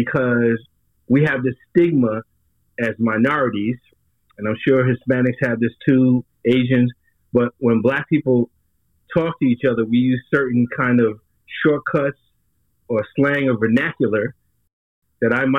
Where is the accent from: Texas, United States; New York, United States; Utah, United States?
New York, United States; New York City; I grew up in the streets of Staten Island, New York.